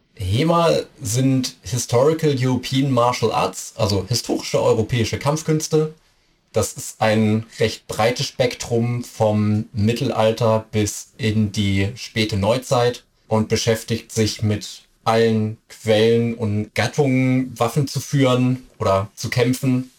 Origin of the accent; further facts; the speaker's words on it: Hamburg, Germany; moved away; Ich bin ursprünglich Hamburger